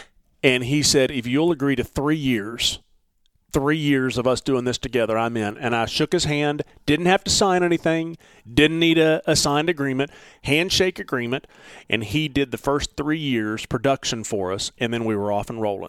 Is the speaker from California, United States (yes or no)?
no; Texas, United States; I'm from the Dallas-Fort Worth area.